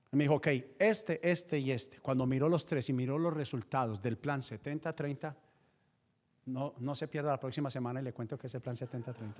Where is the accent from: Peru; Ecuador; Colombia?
Colombia; Paisa region, Antioquia; soy paisa